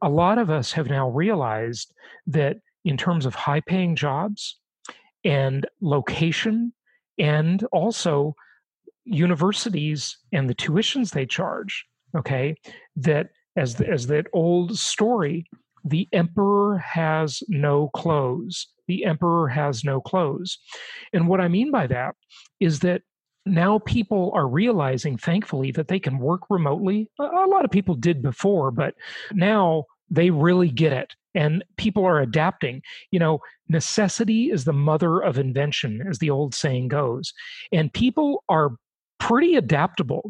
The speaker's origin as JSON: {"language": "English", "town": "Los Angeles", "region": "California", "country": "United States", "tie": "born or raised there", "also_born_or_lived": "Europe", "said": "any part of LA where I grew up"}